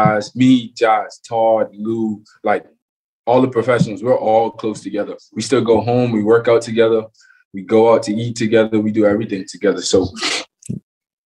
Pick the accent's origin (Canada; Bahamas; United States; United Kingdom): Bahamas; Freeport, Grand Bahama; also born or lived in Nassau, Bahamas; growing up in Freeport, always played baseball my whole life